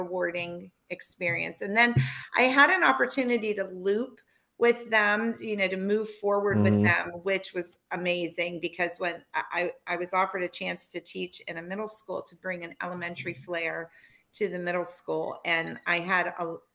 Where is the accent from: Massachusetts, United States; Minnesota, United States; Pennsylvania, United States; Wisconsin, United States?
Pennsylvania, United States; Pittsburgh; I'm from the Pittsburgh area, and then we moved back to Pittsburgh